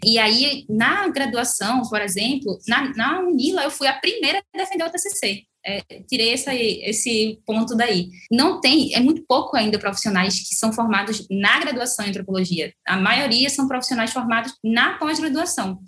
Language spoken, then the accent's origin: Portuguese; Brazil; enquanto brasileira